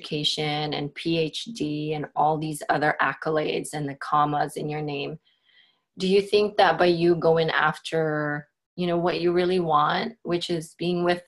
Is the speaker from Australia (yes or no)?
no; Philippines; now in Portland, United States; I grew up in the Philippines.